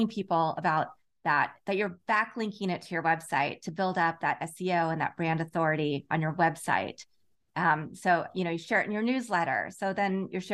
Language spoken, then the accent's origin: English; Lawrence, Kansas, United States; also born or lived in Chicago / Los Angeles / San Francisco / Houston; now in Redondo Beach, United States; I grew up in Lawrence, Kansas